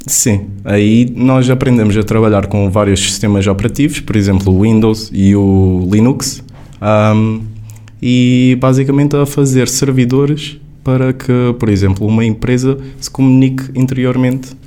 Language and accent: Portuguese; Faro, Algarve, Portugal; moved away as an adult; also born or lived in Lisbon; vou mesmo para a minha terra natal, vou voltar para o Algarve